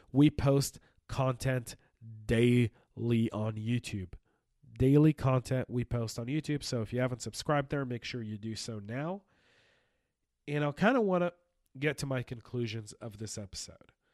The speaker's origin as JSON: {"language": "English", "country": "United States", "said": "us Americans"}